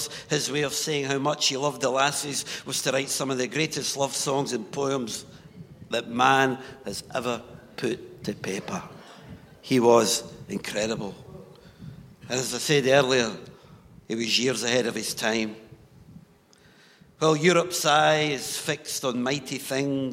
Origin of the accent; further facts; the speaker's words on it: Newtongrange, Scotland, United Kingdom; I come from Newton Grange, a little Midlothian mining village